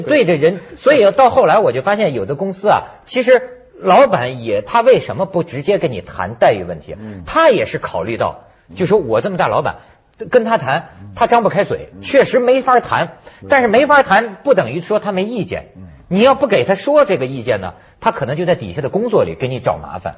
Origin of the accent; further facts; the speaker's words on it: China; now in Hong Kong; 我在大陆背景下长大的人呐